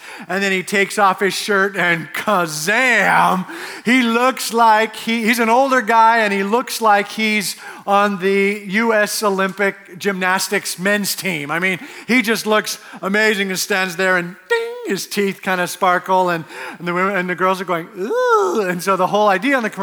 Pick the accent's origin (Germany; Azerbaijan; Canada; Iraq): Canada; Edmonton, Alberta; also born or lived in Cincinnati; now in Arizona, United States; I'm from Edmonton